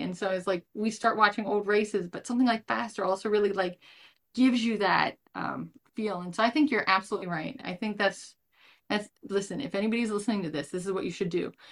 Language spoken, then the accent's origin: English; United States; as an American fan